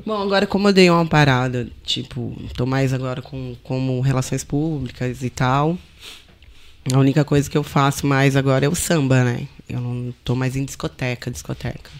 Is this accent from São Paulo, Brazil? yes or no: no; Bonito, Mato Grosso do Sul, Brazil; now in Portugal; Não sou do Rio. Sou do Mato Grosso do Sul.